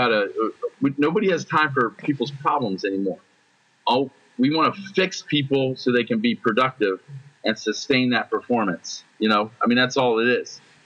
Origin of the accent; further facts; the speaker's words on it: United States; I'm an American